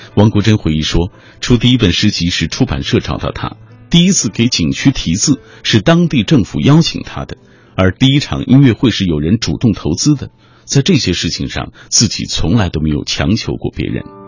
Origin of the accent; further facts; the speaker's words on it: Xinjiang, China; now in Beijing, China; 他激励着我一路从故乡新疆来到北京的那个过程。